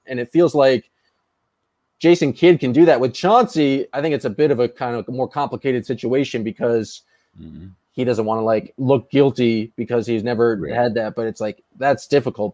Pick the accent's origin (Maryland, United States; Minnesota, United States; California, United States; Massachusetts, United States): Massachusetts, United States; Boston; I grew up in Boston